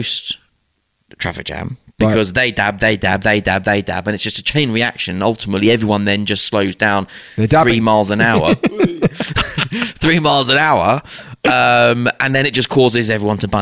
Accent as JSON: {"language": "English", "country": "United Kingdom"}